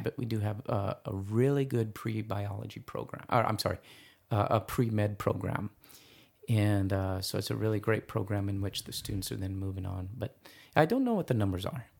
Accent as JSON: {"language": "English", "area": "East Valley", "region": "Arizona", "country": "United States", "said": "I'm from the East Valley, and so I'm from, more familiar with those schools"}